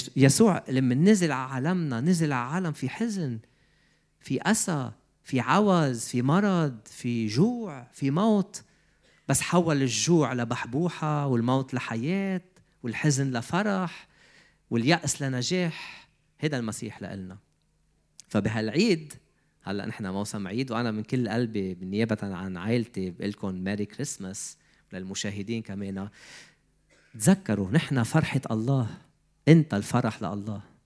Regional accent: Lebanon; moved away as an adult; also born or lived in Canada; بدي فل من لبنان

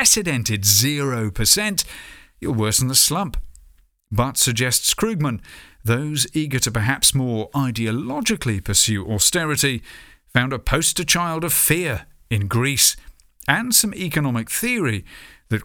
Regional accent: United Kingdom; As a Brit

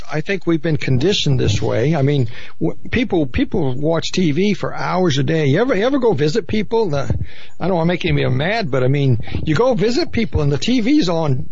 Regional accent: Maine, United States; I grew up in Maine.

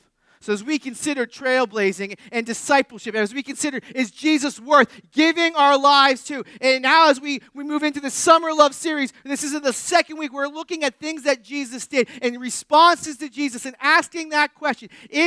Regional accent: New England, United States; I grew up in New England.

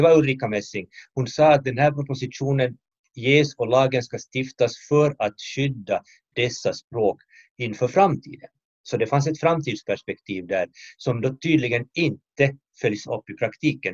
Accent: Finland; i mitt hemland eh, Finland

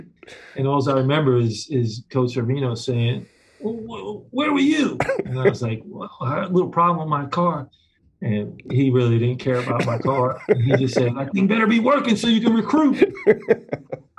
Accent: Long Island, New York, United States; moved away as an adult; back from Long Island, where I'm from, and we have a camp. My brother has a camp back in my hometown

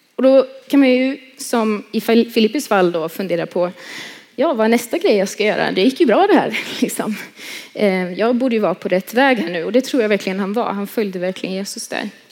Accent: Tibro, Västra Götaland, Sweden; jag kommer från Tibro som ni hörde. Eh, born and raised där

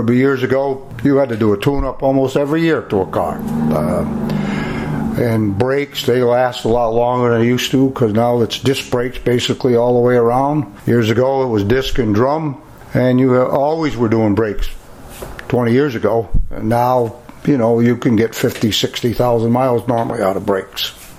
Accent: Western Massachusetts, United States; moved away as an adult; now in Brattleboro, United States; I was raised in Western Mass, My father was born and raised in Barrie, Vermont, and I always wanted to come to Brattleboro. And in 1974, I had a chance to move to Brattleboro.

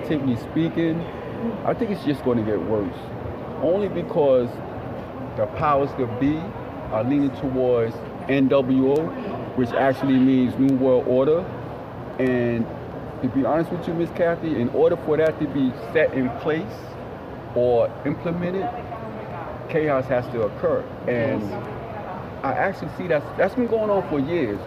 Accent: New York City, New York, United States; In the Bronx, South Bronx, 170 and Southern, on Southern Boulevard

